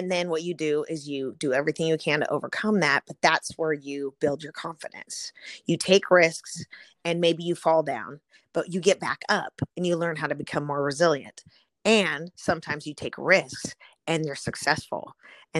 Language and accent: English; Southern California, United States; So I grew up in Southern California